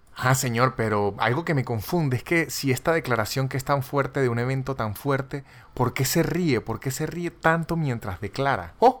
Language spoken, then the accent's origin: Spanish; Venezuela; yo soy venezolano